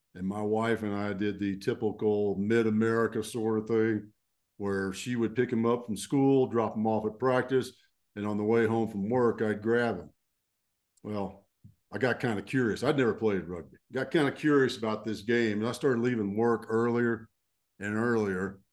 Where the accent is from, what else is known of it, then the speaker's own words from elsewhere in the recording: Fort Worth, Texas, United States; So I grew up in Texas, uh, and I'm a, I'm a deep Texas boy